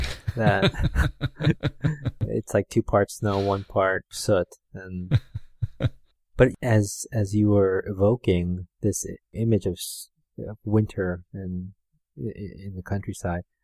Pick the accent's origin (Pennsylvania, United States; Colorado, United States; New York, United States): New York, United States; also born or lived in Seoul, South Korea; I moved to Manhattan from Korea when I was 4